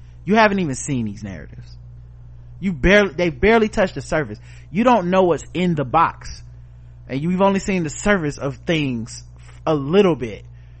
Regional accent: Nebraska, United States; I looked at them the same way folks would look at me when I tell them I grew up in Nebraska.

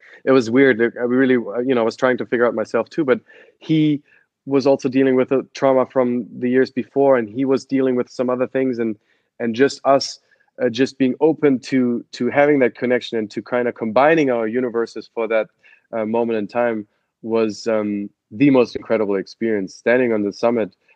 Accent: Cologne, North Rhine-Westphalia, Germany; English is a second language; moved away; I'm from Cologne, Germany, grew up on like 80 feet above sea level on a farm there 20 minutes outside of Cologne

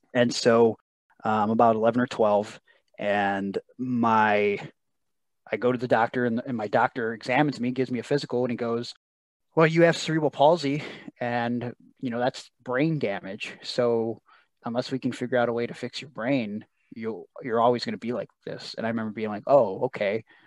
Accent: Cleveland, Ohio, United States; I'm from Cleveland

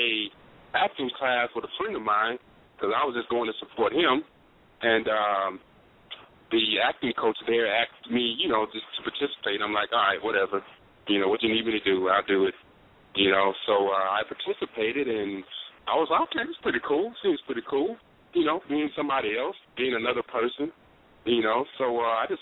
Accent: New Orleans, Louisiana, United States; moved away as an adult; now in Los Angeles, United States; I'm born and raised in New Orleans, Louisiana. Been out in L.A. for about 5 years now.

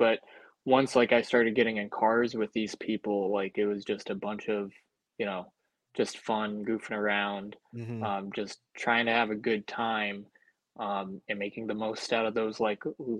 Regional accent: Albany, New York, United States; I'm from the Albany area.

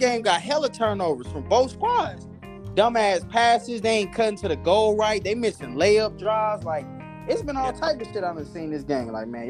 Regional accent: Kansas City, Missouri, United States; I'm from Kansas City, Missouri. Missouri, man.

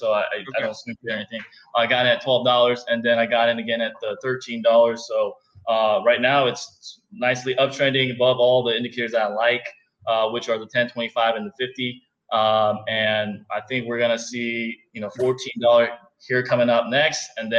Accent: Houston, Texas, United States; So I'm from Houston.

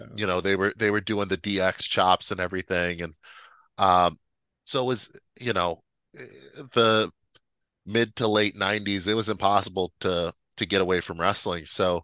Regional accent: Chicago, Illinois, United States; Dude, I love it here. There's so many great things here.

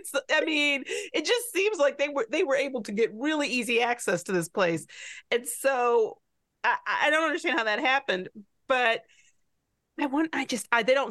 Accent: Midwest, United States; growing up in the Midwest

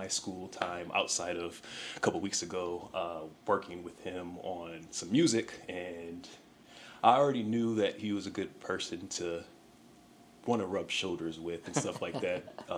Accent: Buffalo, New York, United States; I'm from Buffalo

